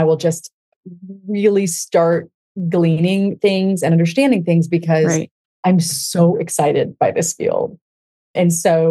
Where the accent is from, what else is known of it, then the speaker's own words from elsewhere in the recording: Denver, Colorado, United States; I grew up in Denver, Colorado